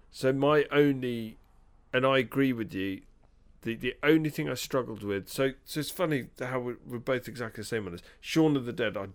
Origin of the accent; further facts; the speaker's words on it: England, United Kingdom; We as a Brit- uh, as British, uh, you know, uh, as people who are British